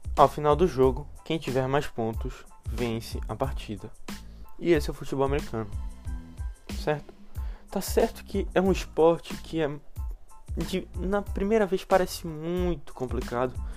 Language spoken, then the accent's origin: Portuguese; Brazil; a gente cresceu aqui no Brasil.